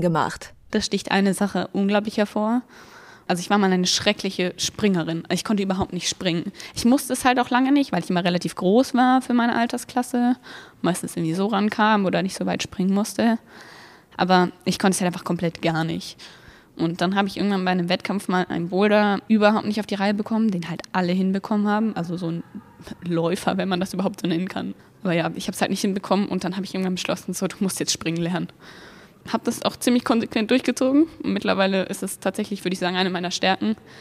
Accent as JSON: {"language": "German", "town": "Wolfsburg", "region": "Lower Saxony", "country": "Germany", "said": "ich bin 17 und ich komme aus Wolfsburg"}